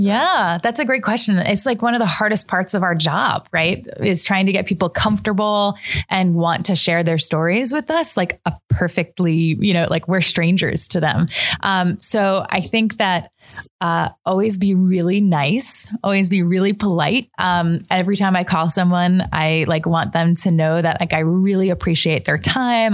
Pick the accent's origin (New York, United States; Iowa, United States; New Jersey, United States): New York, United States; Long Island; also born or lived in New Hampshire; now in Brooklyn, United States; I am from New York. I grew up mostly on Long Island, but my whole family is from South Brooklyn